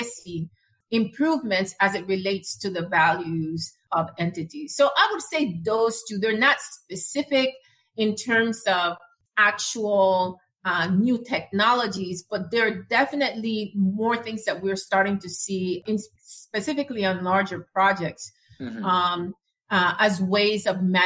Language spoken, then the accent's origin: English; Panama; moved away; I'm originally from Panama